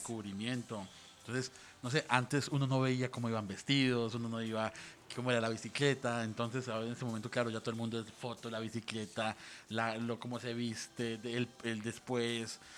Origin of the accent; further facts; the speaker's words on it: Colombia; como colombiano